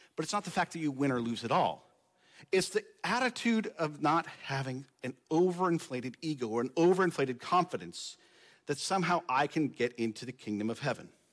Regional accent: United States; my identity as American

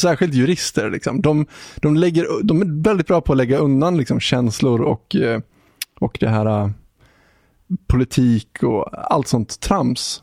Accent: Sweden; nästan från samma plats där jag är ifrån

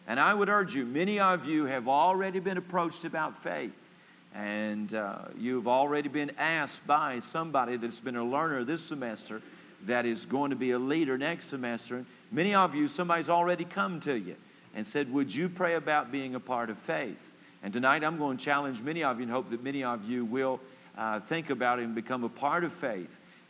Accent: Palm Beach, Florida, United States; I'm from Palm Beach, Florida. I don't know how to count.

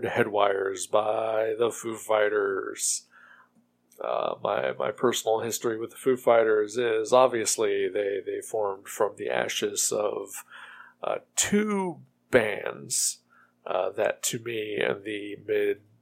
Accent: Ohio, United States; my home state of Ohio

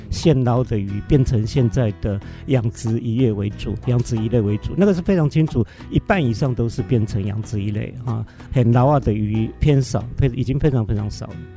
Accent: Hualien County, Taiwan; 花莲土生土长的

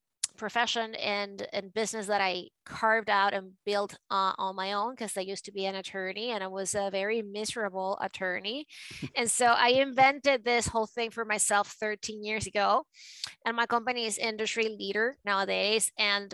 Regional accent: Caracas, Capital District, Venezuela; accent: a mix of New York and Latino; English is a second language; moved away as an adult; also born or lived in New York, United States; now in United States; I was born and raised in Caracas

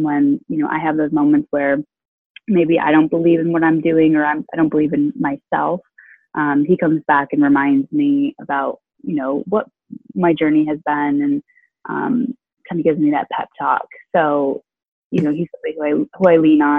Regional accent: Clarendon Springs, Vermont, United States; I grew up in a really small town called Clarendon Springs in mid-Vermont.

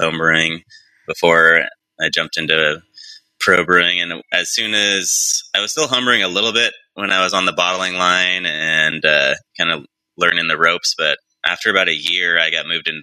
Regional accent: Central Coast, California, United States; also born or lived in Los Angeles; I was also from this area too

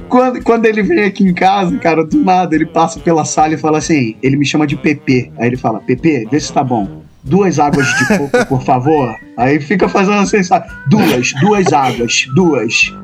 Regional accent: Rio de Janeiro, Brazil; accent: carioca; se eu me mudasse, tipo, hoje para São Paulo, eu ia continuar sendo carioca

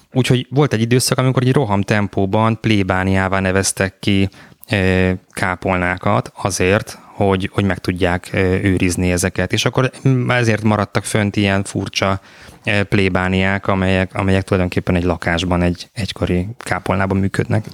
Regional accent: Budapest, Hungary; Én Mátyás földön nőttem föl

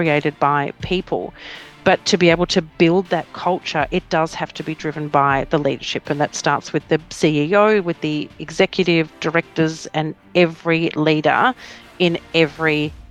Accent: Victoria, Australia; also born or lived in Melbourne / Geelong / Wangaratta; Well, I grew up in country Victoria. So I was born in Melbourne. My dad worked with the bank. So we did a lot of moving. So we went Melbourne, then we went Geelong, then we went Wangaratta, and then we move

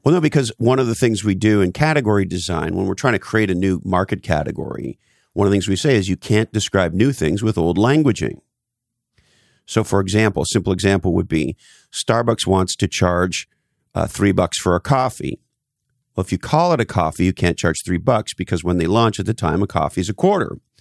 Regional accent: Canada; so I grew up in Canada, on the East Coast of Canada.

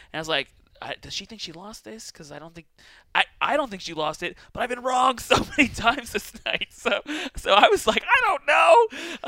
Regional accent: Boise, Idaho, United States; also born or lived in California; It's Boise. But it's uh like I'm from here. I spent like uh I mean I wasn't born here. I was like I spent like 15 ish years and uh, I was originally from California

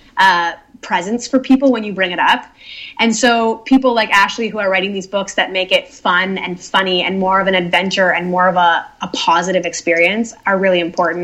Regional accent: Nova Scotia, Canada; I grew up in Nova Scotia, which is full of nature

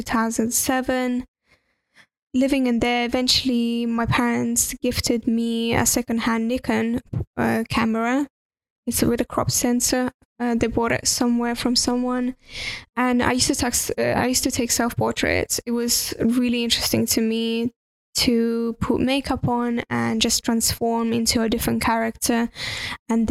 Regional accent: Estonia; first language Russian; English is a second language; moved away as an adult; also born or lived in United Kingdom; I'm from Estonia

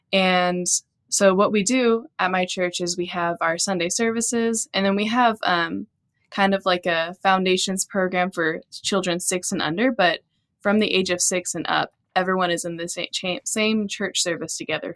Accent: Texas, United States; growing up in Texas

